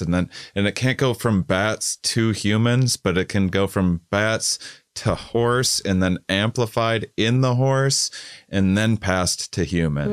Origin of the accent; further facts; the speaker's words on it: United States; as an American